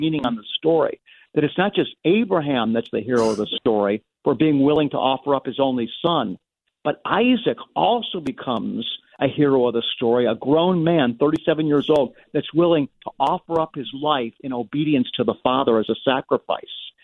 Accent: United States; as an American

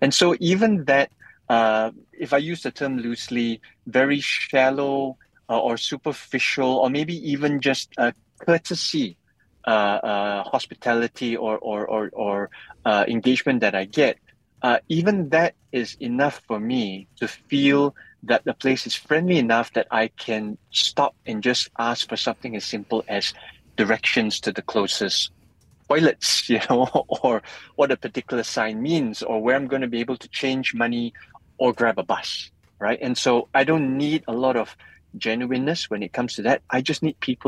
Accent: Malaysia; I'm Malaysian

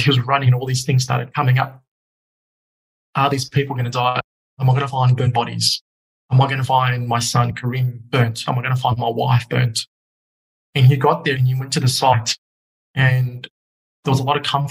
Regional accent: Australia; also born or lived in Egypt; I was 2 when I landed in Australia. By 5, I was an Aussie kid.

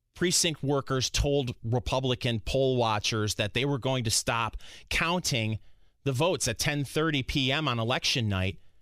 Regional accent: Michigan, United States; now in Indianapolis, United States; I'm originally from Michigan

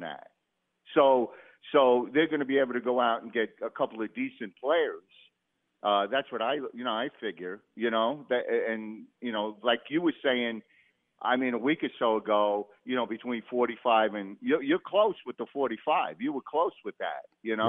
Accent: Jersey City, New Jersey, United States; moved away; I'm originally from Jersey City.

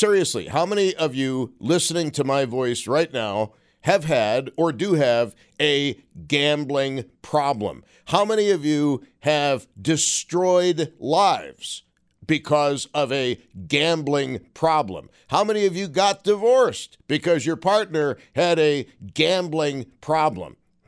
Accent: Buffalo, New York, United States; Well, I'm from Buffalo, New York.

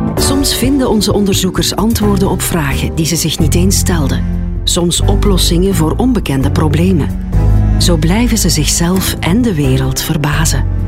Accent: Westerlo, Flanders, Belgium; Ik ben geboren en getogen in Zoerle-Parwijs, een deeldorp van Westerlo, wat men ook wel de groene parel der Kempen noemt.

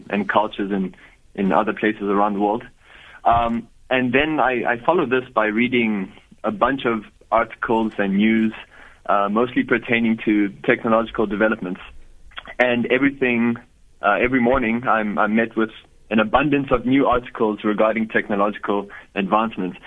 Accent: Johannesburg, Gauteng, South Africa; So I was born in Johannesburg, and I've lived there my whole life, born and raised in South Africa

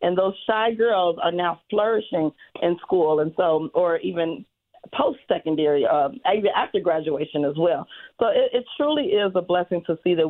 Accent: Chicago, Illinois, United States; growing up on the South Side

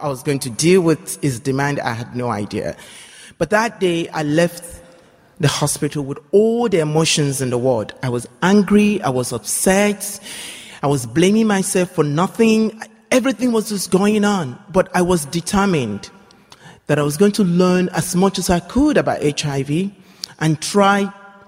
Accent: Nigeria; I come from Nigeria

